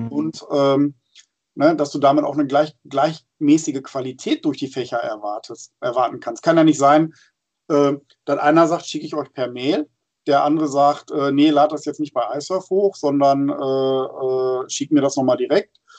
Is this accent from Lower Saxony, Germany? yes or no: yes; Friesland, Lower Saxony, Germany; moved away; da habe ich ja immer ein schönes Ohr hin in meine alte Heimat